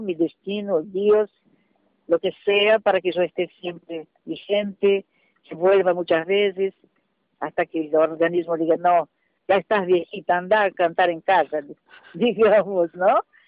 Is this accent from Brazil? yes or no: yes; Brazil; soy una cantante brasileña